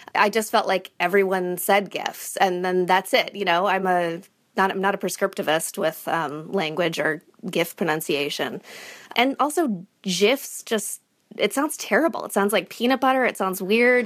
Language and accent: English; Illinois, United States; now in New Hampshire, United States; I live in New Hampshire, yeah. I'm from Illinois.